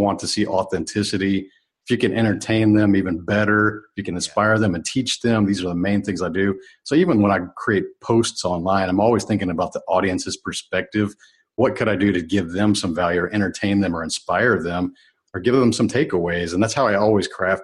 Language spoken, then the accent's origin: English; United States; I was really born as American